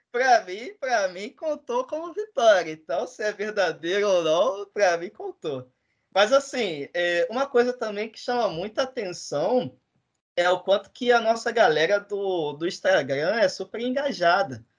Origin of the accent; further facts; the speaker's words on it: Duque de Caxias, Rio de Janeiro, Brazil; eu sou de Caxias